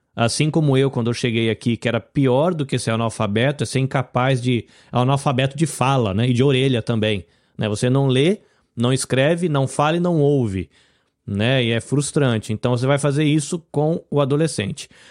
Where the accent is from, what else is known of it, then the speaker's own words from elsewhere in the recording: Brazil; now in Japan; Eu sou brasileiro, vivo no Japão